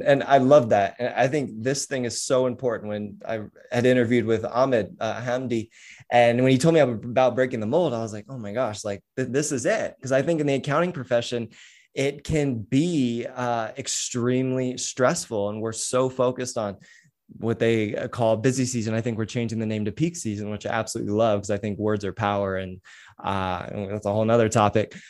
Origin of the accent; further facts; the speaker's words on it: San Diego, California, United States; also born or lived in Huntington Beach; I'm from San Diego